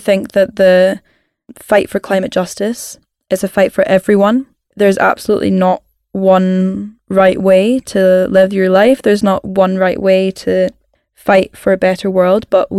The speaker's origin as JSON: {"language": "English", "region": "Scotland", "country": "United Kingdom", "said": "I'm a Scottish climate campaigner"}